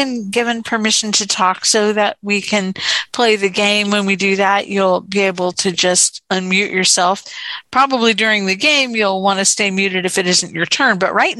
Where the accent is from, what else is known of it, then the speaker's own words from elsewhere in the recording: Houston, Texas, United States; And I am from Houston, Texas.